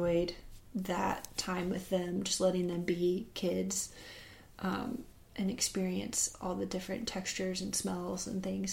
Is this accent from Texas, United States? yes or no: no; Columbia, South Carolina, United States; also born or lived in Arlington, Virginia / Mississippi; now in Ackerman, Mississippi, United States; I grew up in Columbia, South Carolina